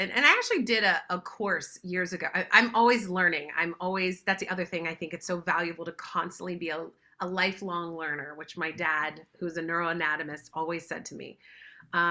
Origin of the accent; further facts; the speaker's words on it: West Virginia, United States; now in Los Angeles, United States; I grew up in West Virginia in the mountains